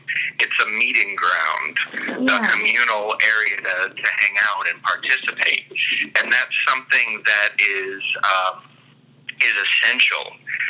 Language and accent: English; Fort Lauderdale, Florida, United States; moved away as an adult; also born or lived in Tallahassee; now in Crawfordville, United States; I was raised in Fort Lauderdale.